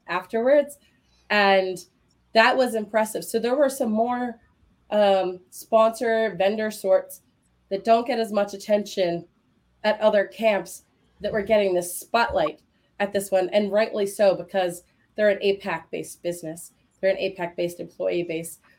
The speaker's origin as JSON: {"language": "English", "country": "United States"}